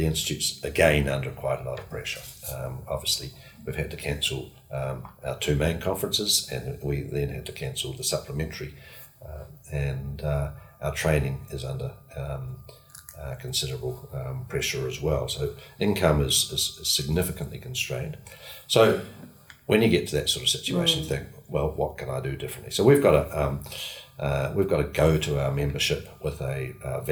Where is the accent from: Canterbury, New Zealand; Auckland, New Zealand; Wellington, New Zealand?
Canterbury, New Zealand; Christchurch; I grew up in Christchurch